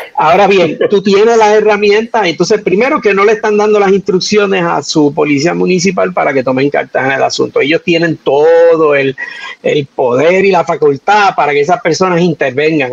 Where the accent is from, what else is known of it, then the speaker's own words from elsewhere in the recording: Manatí, Puerto Rico; mi pueblo de Manatí